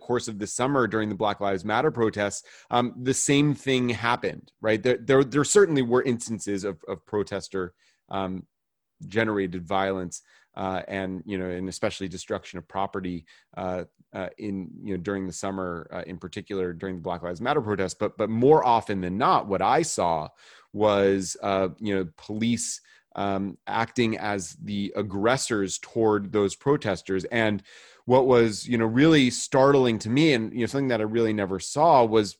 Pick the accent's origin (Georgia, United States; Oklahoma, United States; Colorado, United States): Georgia, United States; Well, I grew up also, I grew up in the States, in Georgia